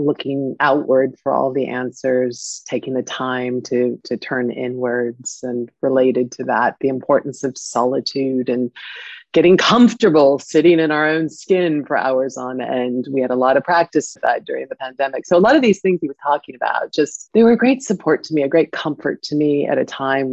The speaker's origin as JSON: {"language": "English", "region": "California", "country": "United States", "tie": "born or raised there", "also_born_or_lived": "Paris, France", "moved": "as an adult", "lives_now": "London, United Kingdom", "said": "I grew up in California"}